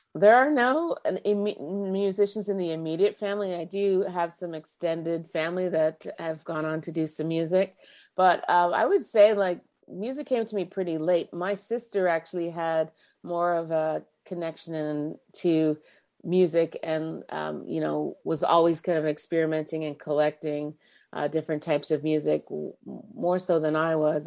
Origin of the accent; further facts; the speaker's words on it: Markham, Ontario, Canada; also born or lived in Scarborough, Canada; now in Uxbridge, Canada; I grew up in Markham, born at Scarborough General. Um, spent most of my, you know, adolescent years in Markham.